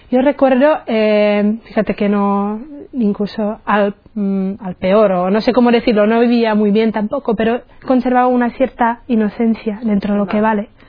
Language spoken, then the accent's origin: Spanish; Czechia; Spanish is a second language; moved away; soy de la República Checa, entonces notaréis a lo mejor algún acento, es por eso, porque soy checa. Y tengo 32 años, eh, soy de una familia, somos tres chicas, tres hermanas, y yo soy la más pequeña. Mm. Mi familia no es, eh, no es religiosa